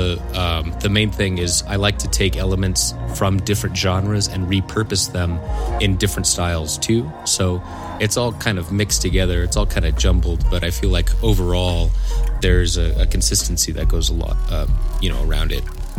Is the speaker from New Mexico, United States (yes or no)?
yes; Santa Fe, New Mexico, United States; also born or lived in Albuquerque, New Mexico; I grew up here in the Santa Fe area, and I'm actually back in Santa Fe right now